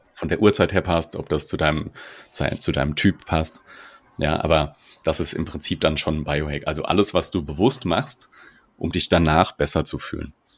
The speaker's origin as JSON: {"language": "German", "area": "Mainz area", "region": "Rhineland-Palatinate", "country": "Germany", "accent": "Hessian", "moved": "as an adult", "lives_now": "Berlin, Germany", "said": "ich bin aus Berlin, äh, ursprünglich aus, aus dem Mainzer Raum. Man hört immer mal wieder meinen rein hessischen Dialekt"}